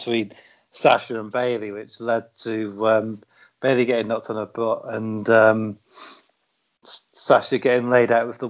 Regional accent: United Kingdom; I'm British

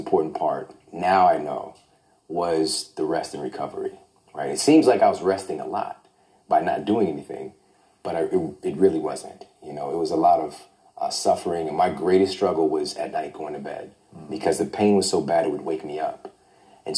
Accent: Midwest, United States; I'm from the Midwest.

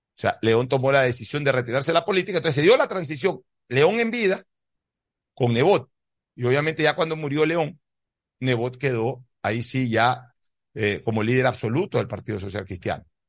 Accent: Ecuador

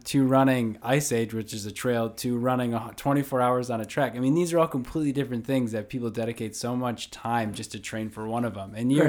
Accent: Fond du Lac, Wisconsin, United States; Born and raised in Fond du Lac, Wisconsin.

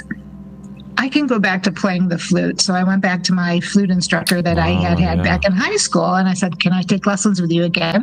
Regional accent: Rochester, New York, United States; now in Phoenix, United States; my hometown of Rochester, New York

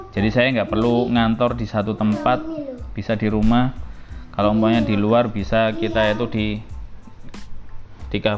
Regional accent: Surabaya, East Java, Indonesia; jadi ibu saya sama ayah saya itu dulu di satu SMA negeri yang sama yaitu SMA Negeri 4 Surabaya jadi teman-teman saya asli orang Surabaya tapi saya sekarang nggak tinggal di Jojoran

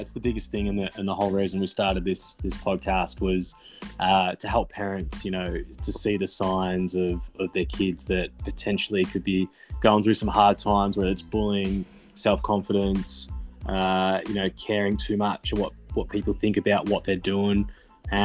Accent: Geelong, Victoria, Australia; now in Sunshine Coast, Australia; I'm originally from Geelong, mate. I'm a Geelong fella.

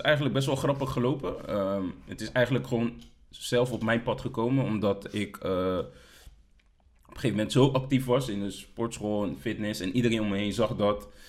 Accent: Delft, South Holland, Netherlands; also born or lived in The Hague; ik ben geboren in Den Haag. Eh, ik heb, eh, een deel van mijn jeugd in Den Haag gewoond, ehm, maar groots gedeelte in Delft.

